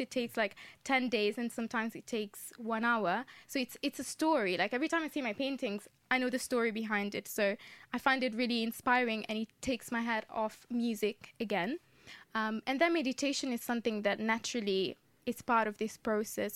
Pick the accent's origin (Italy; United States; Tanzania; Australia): Italy; Modena, Emilia-Romagna; moved away as an adult; now in London, United Kingdom; I was born in Italy, in the north of Italy, in a city called Modena